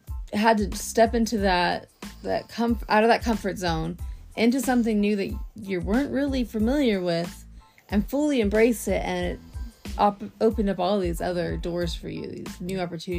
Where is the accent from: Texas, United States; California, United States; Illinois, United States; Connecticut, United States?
Texas, United States; we're from Texas